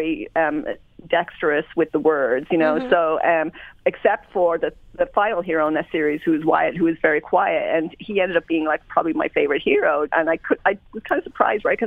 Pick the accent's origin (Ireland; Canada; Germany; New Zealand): Ireland; I grew up in Ireland, so we kind of no choice, like soccer